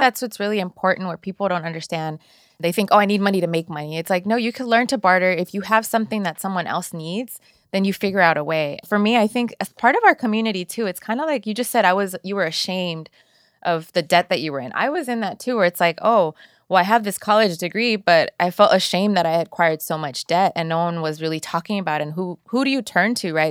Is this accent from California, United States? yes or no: yes; Inglewood, California, United States; also born or lived in El Salvador; I grew up in Inglewood, I, my parents were actually from El Salvador. I was born in El Salvador and raised here. I was l, less than a year old.